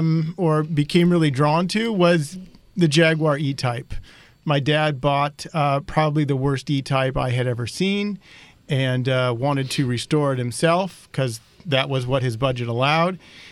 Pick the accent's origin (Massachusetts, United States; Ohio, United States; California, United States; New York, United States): California, United States; Northern; I grew up in Northern California. My father was a new car dealer.